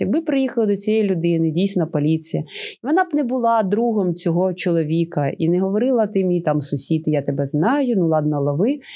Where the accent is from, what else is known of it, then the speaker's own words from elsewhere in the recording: Chernihiv Oblast, Ukraine; нашої Чернігівської області